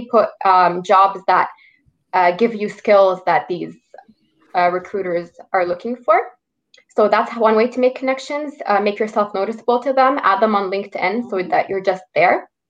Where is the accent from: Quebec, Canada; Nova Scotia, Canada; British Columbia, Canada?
Quebec, Canada; born there; Well, I was born in Quebec, so um, people born in Quebec get like special rate in university.